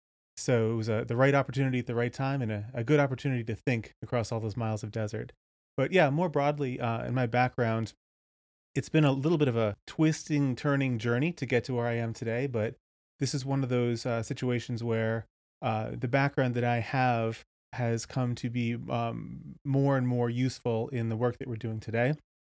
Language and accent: English; Cape Cod, Massachusetts, United States; So I grew up in the Northeast in Cape Cod, and then went to school in upstate New York.